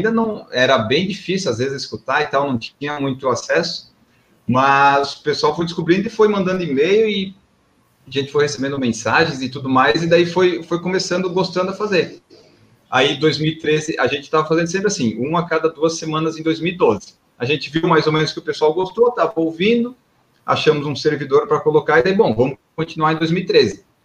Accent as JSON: {"language": "Portuguese", "town": "Florianópolis", "region": "Santa Catarina", "country": "Brazil", "said": "como eu sou de Florianópolis, lá em Florianópolis até que não acontece tanto, mas em São Paulo, quando eu venho correr"}